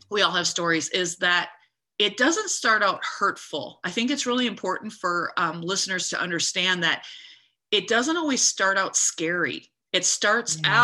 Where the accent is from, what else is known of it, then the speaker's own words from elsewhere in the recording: United States; I'm an American girl.